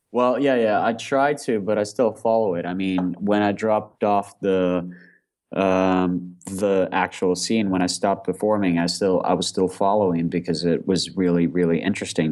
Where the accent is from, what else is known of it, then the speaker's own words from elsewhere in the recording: Moscow, Russia; moved away as an adult; also born or lived in Australia; I grew up in Moscow, but then I moved to Australia uh, to study there